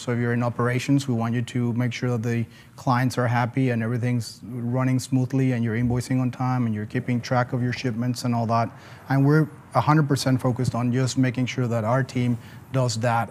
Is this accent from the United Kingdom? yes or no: no; Mexico City, Mexico; moved away as an adult; also born or lived in Philadelphia, United States; now in Atlanta, United States; I'm originally from Mexico City